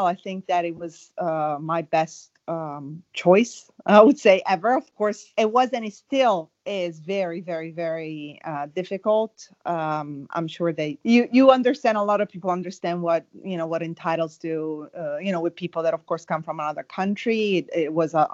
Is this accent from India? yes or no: no; Italy; English is a second language; moved away as an adult; also born or lived in Rome / Milan; now in United States; I was born in Italy and I moved to the US, let me think, 5 years ago